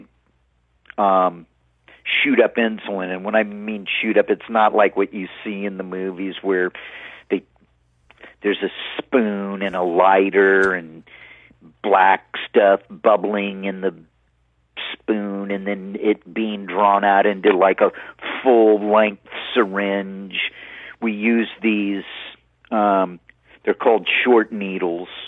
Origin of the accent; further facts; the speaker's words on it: Hermosa Beach, California, United States; When I grew up in Hermosa Beach, I spent about 23, 24 years there.